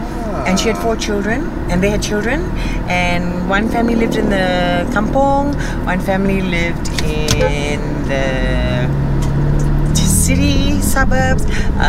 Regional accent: Cardiff, Wales, United Kingdom; born there; I was born in the UK.

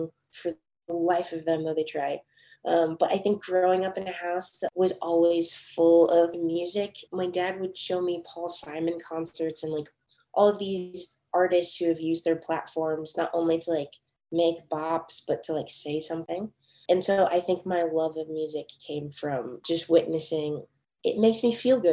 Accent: Casa Grande, Arizona, United States; moved away as an adult; also born or lived in Orange County, California / Los Angeles, California; now in Nashville, United States; I grew up in Arizona in this small farming town, like, right in between Phoenix and Tucson called Casa Grande.

